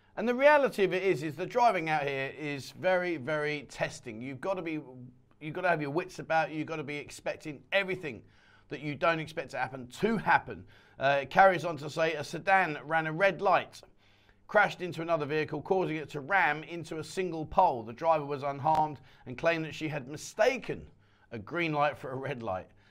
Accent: England, United Kingdom; now in Pattaya, Thailand; We're from England

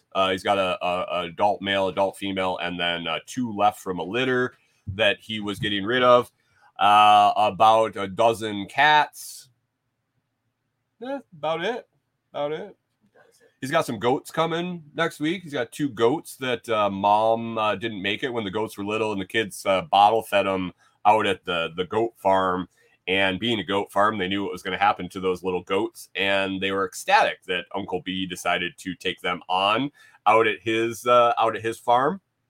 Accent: Bath, New York, United States; Where are you from? I'm from New York. Oh, Manhattan? Mm-mm. Bath. 8,000 people, ma'am. Not New York City.

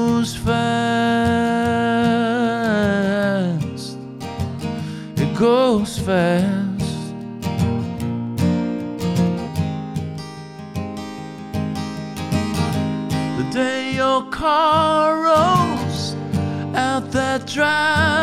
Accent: Fairfield, Connecticut, United States; also born or lived in Bridgeport, Connecticut; I grew up in Southern Connecticut, in a town called Bridgeport, a town called Fairfield, which was kind of two very different towns, but it's where my parents lived

